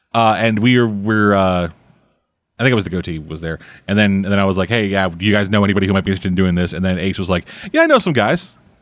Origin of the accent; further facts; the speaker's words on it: Southern, United States; accent: Southern; my accent switched from Southern to Russian.